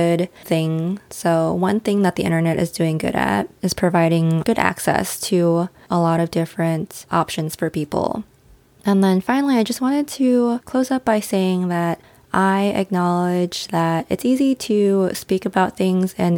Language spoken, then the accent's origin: English; United States; our experiences growing up as Asian American